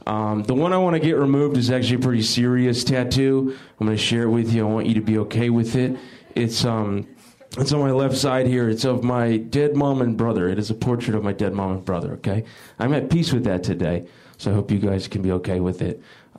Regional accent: the South, United States; I'm from the South.

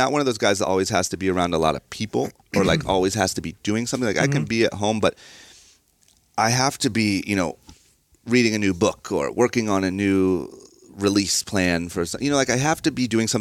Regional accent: Akron, Ohio, United States; moved away as an adult; now in Los Angeles, United States; where I grew up in Ohio, you don't have access to anything cool

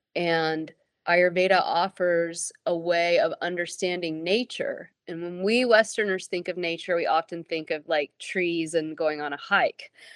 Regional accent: Abingdon, Virginia, United States; also born or lived in Tennessee / Madrid, Spain / India; I was born in Abingdon, Virginia, and I grew up Southern Baptist in the American Bible Belt, Deep South

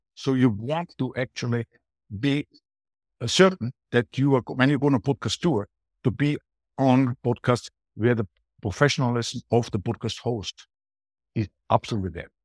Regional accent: Austria; accent: Austrian; English is a second language; moved away as an adult; also born or lived in Latin America; now in Spain; I'm from Austria

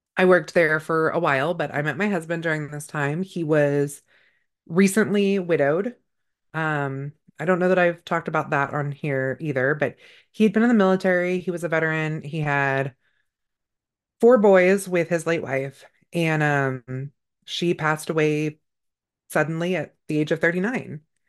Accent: Northern California, United States; I grew up in Northern California.

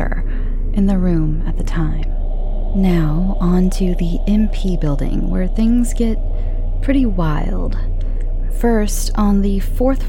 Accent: United States; accent: flat American; my flat American accent

